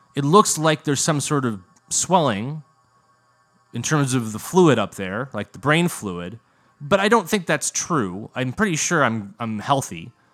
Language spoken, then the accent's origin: English; United States; American, the version of English that we speak in the good ol' U S